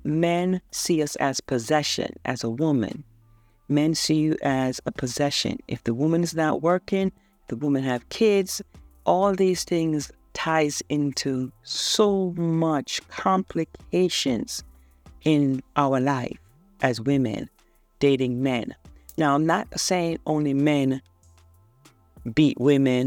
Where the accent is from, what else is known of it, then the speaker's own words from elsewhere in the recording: Jamaica; I'm a third world girl. I was born in Jamaica